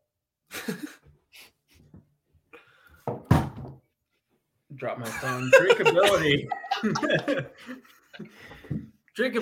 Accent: Reading, Massachusetts, United States; Woburn, Massachusetts, which is right next door to my hometown of Reading

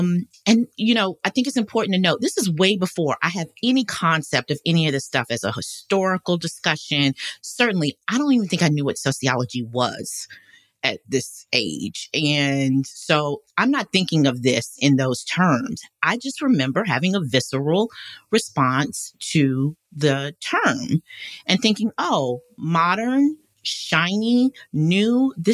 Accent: Charlotte, North Carolina, United States; I grew up in Charlotte, North Carolina, where the Levine Museum is located.

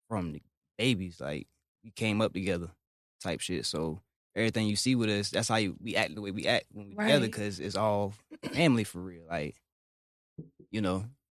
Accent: Hampton, Virginia, United States; also born or lived in Suffolk, Virginia; I'm from Hampton

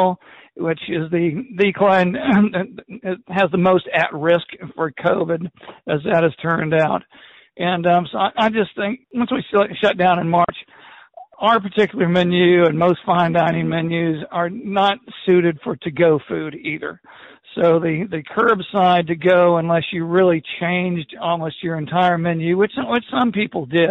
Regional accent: Tuscaloosa, Alabama, United States; I'm from Tuscaloosa, Alabama, and I'm in the restaurant bar business

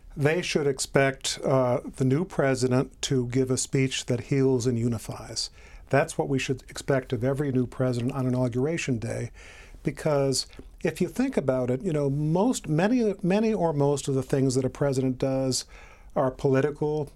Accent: Illinois, United States; I grew up in Illinois.

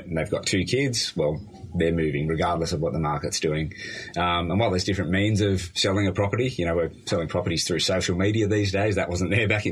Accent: Helensburgh, New South Wales, Australia; also born or lived in United States; I was born in the States, moved here when I was 2.5

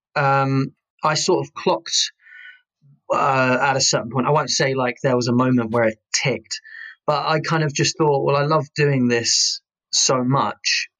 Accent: Kent, South East England, United Kingdom; moved away; I am originally from Kent, and we had a place in Chatham

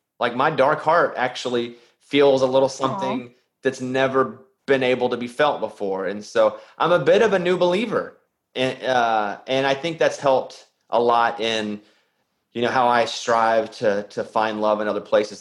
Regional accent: Arkansas, United States; I'm from Arkansas

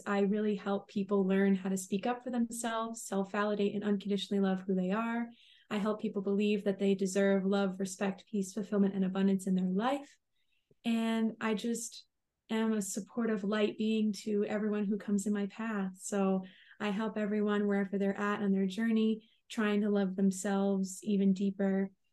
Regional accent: Long Island, New York, United States; also born or lived in Rhode Island; now in Connecticut, United States; I grew up on Long Island in New York

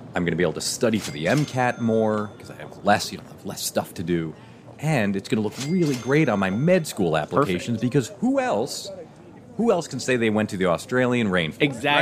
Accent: New York City, New York, United States; moved away as an adult; also born or lived in Nebraska; now in New York, United States; I'm originally from New York, but I lived out in Nebraska for 20 years

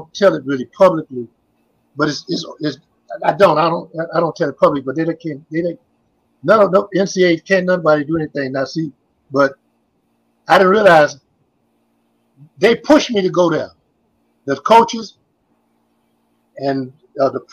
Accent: Miami, Florida, United States; I'm from Miami now

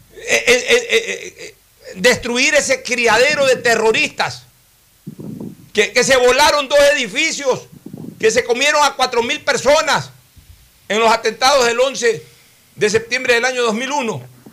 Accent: Ecuador

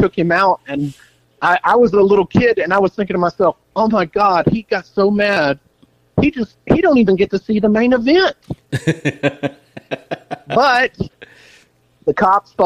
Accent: Blytheville, Arkansas, United States; my hometown there. You know, Blible, Arkansas

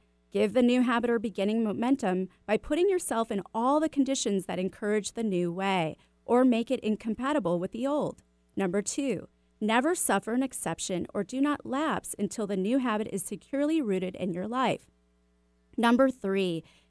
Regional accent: Evanston, Illinois, United States; And I have to share where you're from because that's my hometown.

